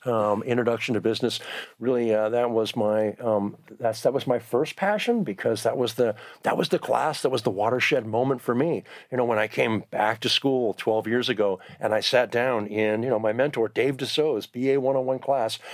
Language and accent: English; Southern California, United States; moved away as an adult; also born or lived in Bay Area / Vancouver, Washington; now in Eugene, United States; I grew up in Southern California